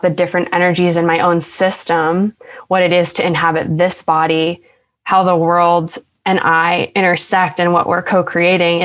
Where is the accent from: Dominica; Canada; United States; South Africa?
United States; Long Island, New York; accent: Long Island; now in Brooklyn, United States; my Long Island accent has gotten worse